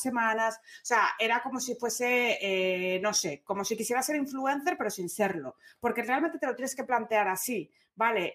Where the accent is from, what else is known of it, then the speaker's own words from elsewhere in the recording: Gijón, Asturias, Spain; moved away; Nací en Gijón